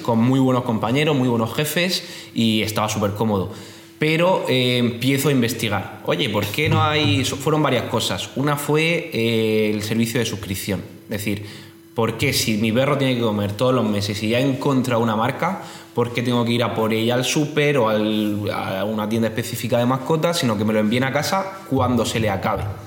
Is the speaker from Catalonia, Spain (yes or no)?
no; Region of Murcia, Spain; soy murciano, tengo 26 años